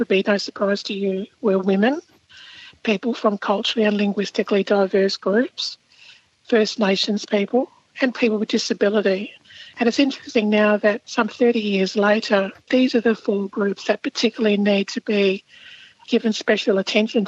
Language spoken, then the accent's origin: English; South Australia, Australia; When I was growing up in South Australia, I actually was working for they call them a central agency.